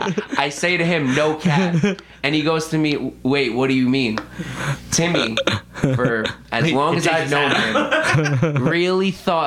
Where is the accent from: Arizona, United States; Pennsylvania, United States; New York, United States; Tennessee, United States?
New York, United States; growing up in New York